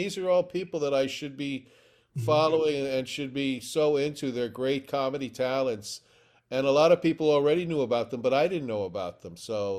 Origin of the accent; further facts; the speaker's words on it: New York City, New York, United States; I mean, I grew up in New York City, and there were at least five full-time revival houses, movie theaters